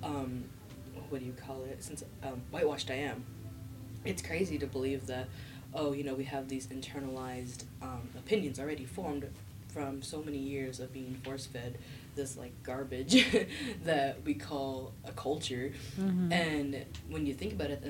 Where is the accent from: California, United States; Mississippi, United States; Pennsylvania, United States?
California, United States; the Valley; I was born in California. My mom's from San Jose. I'm from the Valley.